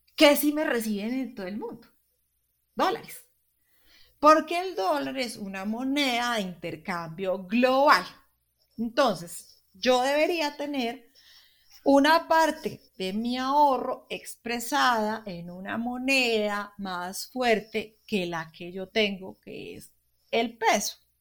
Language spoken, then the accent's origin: Spanish; Colombia; nosotros somos colombianos y al estar en Colombia